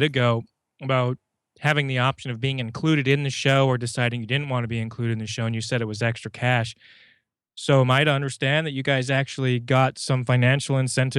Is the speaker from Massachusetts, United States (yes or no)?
yes; Boston, Massachusetts, United States; Yeah, I'm from Boston. I come from up north.